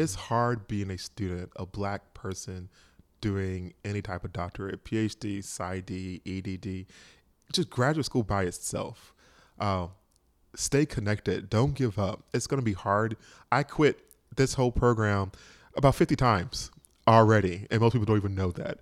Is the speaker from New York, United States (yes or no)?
no; Georgia, United States; moved away as an adult; also born or lived in Boston; I'm from Georgia